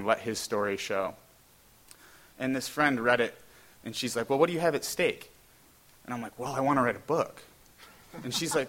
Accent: New York, United States; moved away as an adult; also born or lived in West Virginia; now in Rochester, United States; I'm originally from New York

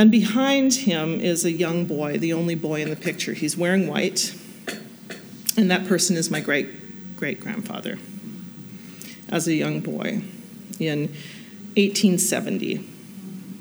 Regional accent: Wahpeton, North Dakota, United States; my hometown, Wahpeton, North Dakota

